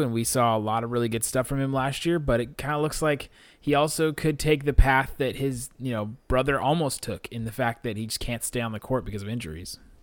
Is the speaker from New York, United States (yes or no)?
no; Ohio, United States; moved away as an adult; now in Dallas, United States; I'm from Ohio, as a lot of you guys know, and I'm living here in Dallas